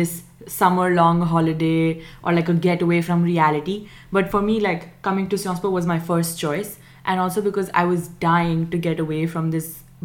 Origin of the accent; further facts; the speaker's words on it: India; moved away as an adult; I'm from India